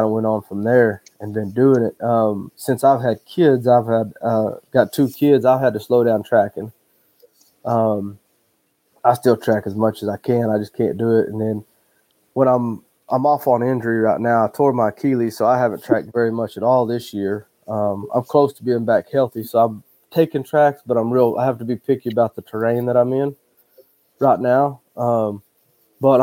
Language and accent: English; Hollis, Oklahoma, United States; I grew up in Hollis, Oklahoma, which is right next to Texas.